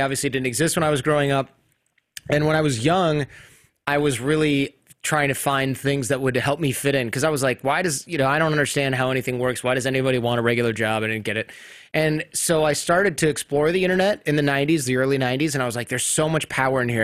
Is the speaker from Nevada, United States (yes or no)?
no; Michigan, United States; I grew up in Michigan